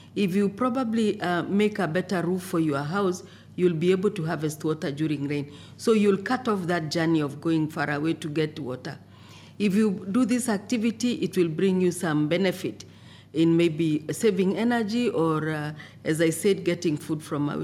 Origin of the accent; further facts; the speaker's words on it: Kenya; I come from Kenya.